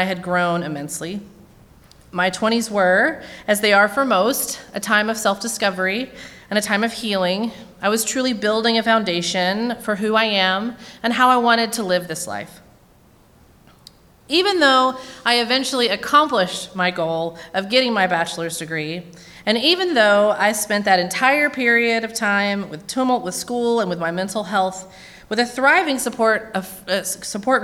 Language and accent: English; Williamson County, Tennessee, United States; moved away as an adult; also born or lived in Murfreesboro, Tennessee; now in Nashville, United States; I grew up in Williamson County and have lived in Nashville now for many years